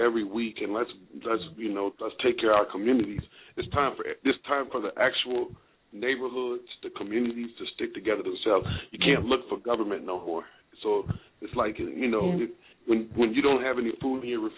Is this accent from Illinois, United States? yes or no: yes; Chicago, Illinois, United States; moved away; we're originally from Chicago.